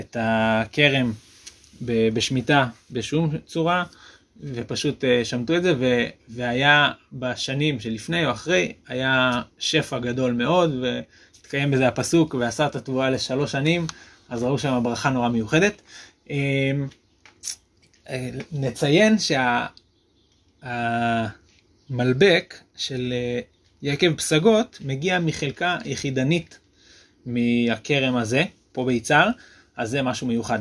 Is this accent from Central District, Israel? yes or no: yes; Shaalvim, Central District, Israel; בשעלבים, איפה שגדלתי